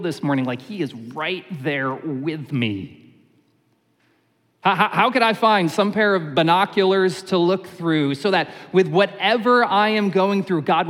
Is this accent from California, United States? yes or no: no; Syracuse, New York, United States; When I was a kid, I grew up in Syracuse, New York